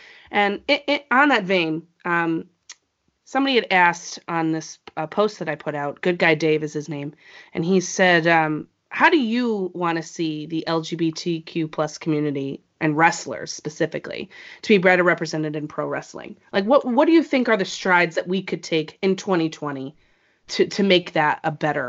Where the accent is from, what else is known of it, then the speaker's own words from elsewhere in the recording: New England, United States; So, hey, listen, I'm from New England. Grapefruits aren't really my thing